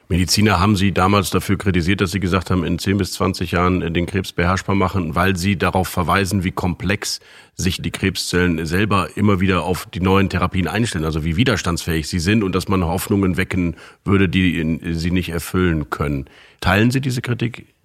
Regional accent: Rhineland, Germany; Als Rheinländer bin ich ohnehin nicht misstrauisch, sondern Optimist.

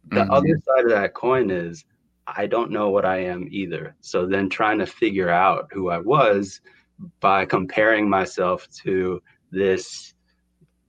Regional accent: Durham, New Hampshire, United States; I grew up in New Hampshire

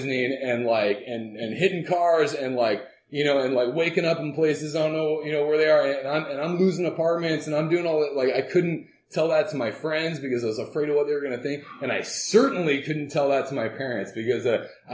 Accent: Southern California, United States; also born or lived in Oregon; I was born in Oregon, and we lived there until I was seven, and then moved down to Southern California and hung out there.

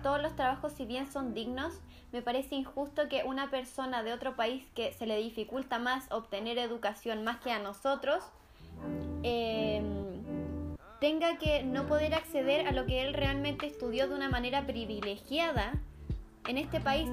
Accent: Chile; yo tengo como chilena, nacida en Chile

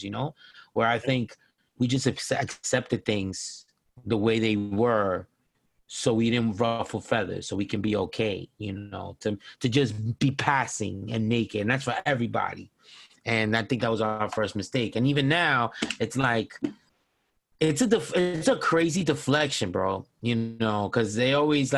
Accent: New York, United States; I grew up in New York

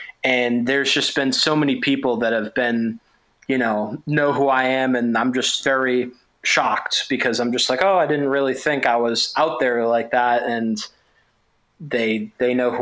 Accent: Massachusetts, United States; I'm from Massachusetts

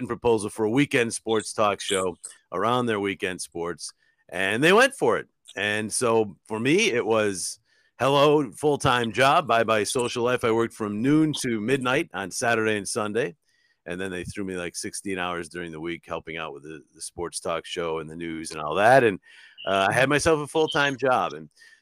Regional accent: Utica, New York, United States; moved away as an adult; my hometown in Utica

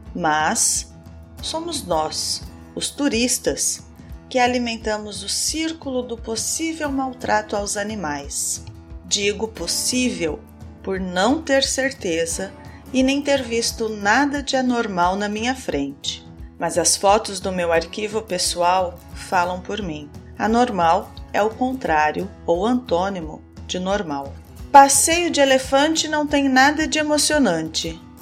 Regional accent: Brazil; Eu sou brasileira, moro no Brasil

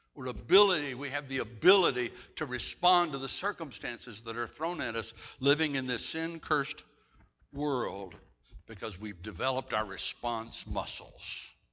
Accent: Bladenboro, North Carolina, United States; I'm a kid from Bladenboro, North Carolina

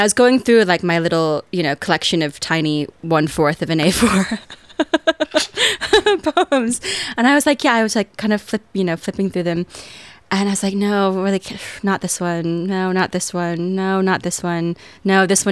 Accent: United States; accent: American

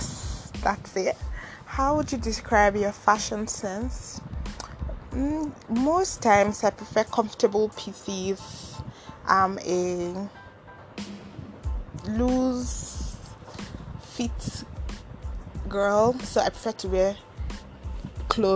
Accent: Ogori/Magongo, Kogi, Nigeria; now in Abuja, Nigeria; I come from Ogori Magongo, a local government in Akpafa, Kogi State, Nigeria.

